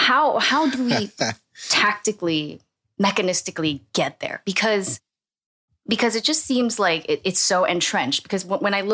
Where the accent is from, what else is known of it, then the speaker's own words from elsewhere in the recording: Singapore; now in United States; growing up in Singapore